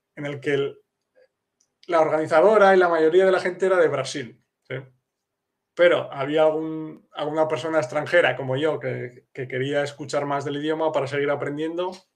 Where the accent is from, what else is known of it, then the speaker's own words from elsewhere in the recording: Castile, Spain; first language Spanish; now in Kraków, Poland; yo como em, español nativo de Castilla